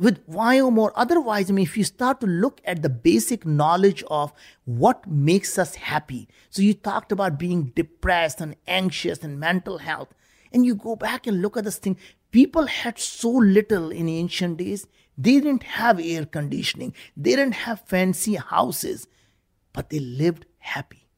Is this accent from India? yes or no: yes; India; moved away as an adult; now in United States; growing up in India, we were very, very poor.